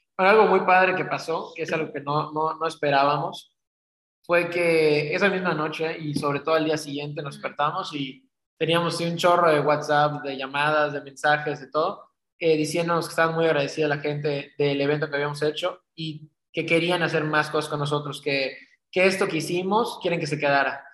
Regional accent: Cancún, Quintana Roo, Mexico; now in Mérida, Mexico; Yo soy de, yo soy de Cancún, este, de papá francés

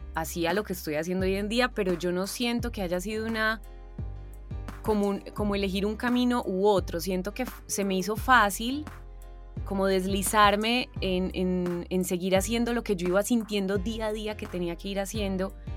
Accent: Paisa, Antioquia, Colombia; accent: paisa; also born or lived in Argentina

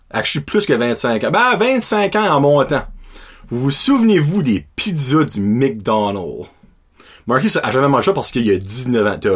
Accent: Châteauguay, Quebec, Canada; je viens de Châteauguay au Québec

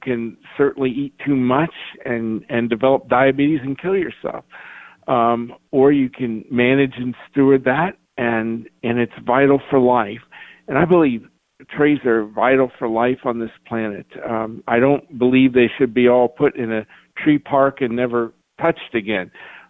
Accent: Lexington, Kentucky, United States; my hometown in Lexington

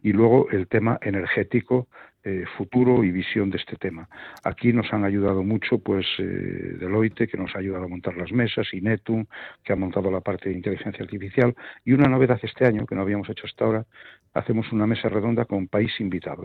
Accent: Ourense, Galicia, Spain; now in Madrid, Spain; es de Orense, como yo

